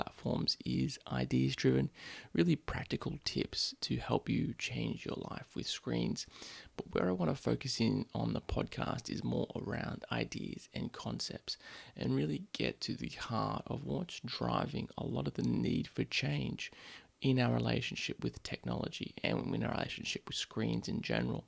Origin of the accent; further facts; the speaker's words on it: Sydney, New South Wales, Australia; I grew up in Sydney